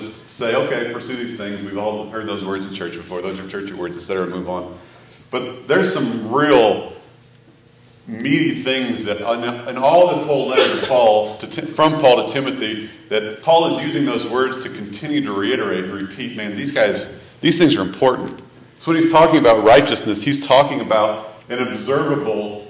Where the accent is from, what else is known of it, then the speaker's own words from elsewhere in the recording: Missouri, United States; moved away; I grew up in Missouri